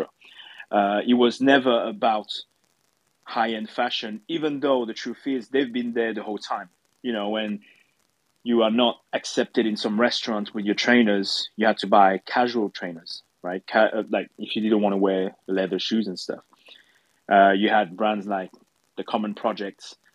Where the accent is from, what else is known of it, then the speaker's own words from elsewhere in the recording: France; moved away as an adult; also born or lived in London; I'm French, I come from France, but when I was studying in London